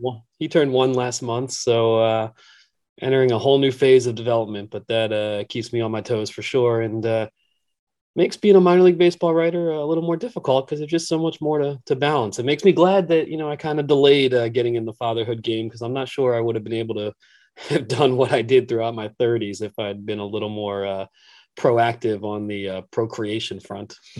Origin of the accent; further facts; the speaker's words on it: Philadelphia area, Pennsylvania, United States; growing up in the Philadelphia area